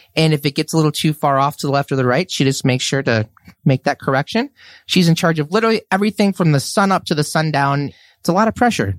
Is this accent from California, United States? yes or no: no; Red Wing, Minnesota, United States; also born or lived in Saint Cloud, Minnesota / Champlin, Minnesota; I grew up in Red Wing, Minnesota